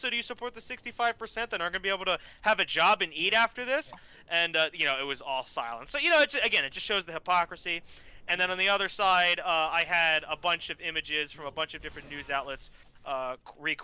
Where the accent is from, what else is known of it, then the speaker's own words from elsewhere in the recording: New Jersey, United States; I'm from Jersey